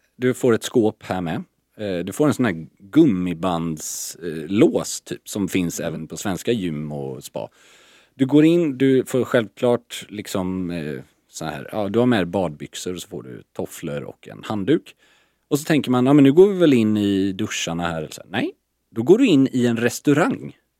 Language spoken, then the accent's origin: Swedish; Sweden; also born or lived in Stockholm; som svensk icke-bastare